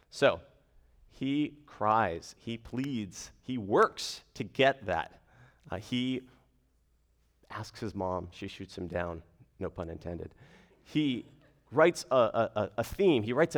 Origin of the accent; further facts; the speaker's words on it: Arizona, United States; now in Fairfax, United States; So I am from Arizona originally. I grew up in a gospel preaching church.